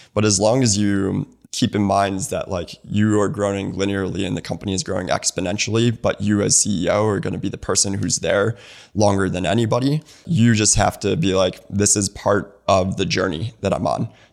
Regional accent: Naperville, Illinois, United States; moved away as an adult; also born or lived in Bloomington, Indiana / Santa Monica / San Mateo / Bay Area; now in Atlanta, United States; My mom was born and raised in Naperville. That's where I was born and raised.

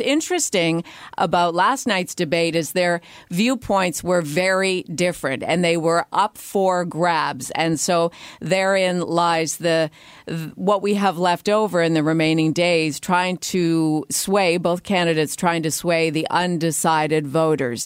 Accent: Canada; we are Canadians

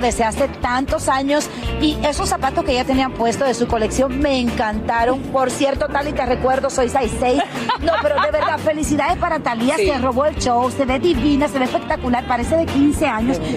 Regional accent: Dominican Republic; now in New York, United States; para nosotros también los dominicanos

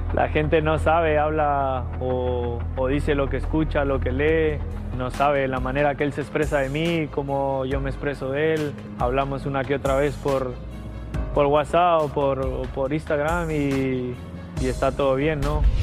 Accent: Mexico; yo como mexicano

